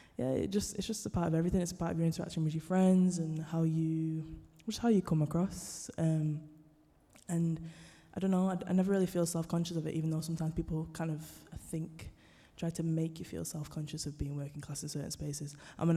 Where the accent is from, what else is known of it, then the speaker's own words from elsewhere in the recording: Manchester, North West England, United Kingdom; North Manchester High School for Girls. A girls' school? That's really posh. I was like, have you heard my accent? I did not go to a posh school.